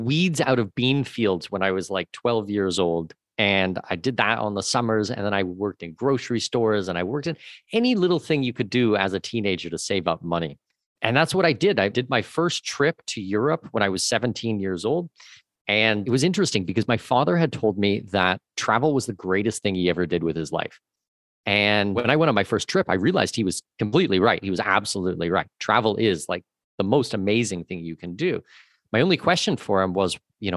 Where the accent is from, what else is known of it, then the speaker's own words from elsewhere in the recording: Southwestern Ontario, Canada; moved away as an adult; also born or lived in Latin America; I grew up in Southwestern Ontario